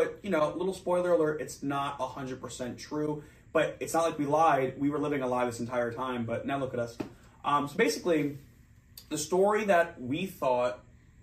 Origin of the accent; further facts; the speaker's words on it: New Jersey, United States; We're both from New Jersey